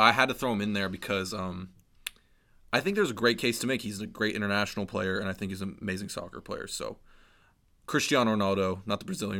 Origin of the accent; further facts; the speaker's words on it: San Leandro, California, United States; also born or lived in Oakland, California; now in Boston, United States; I'm from San Leandro, California, just bordering Oakland.